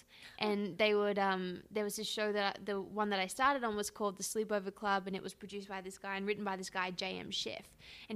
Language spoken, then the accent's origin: English; Brisbane, Queensland, Australia; moved away as an adult; now in Los Angeles, United States; I grew up in a really small town in Brisbane, mm-hmm, Australia